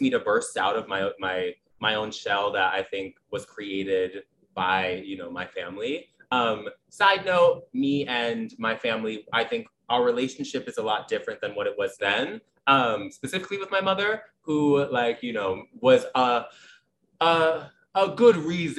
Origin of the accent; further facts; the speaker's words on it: Staten Island, New York, United States; I think so. I think like from freshman year of high school, I was traveling back and forth. But I remember just like always being like, I don't really think I fit in here.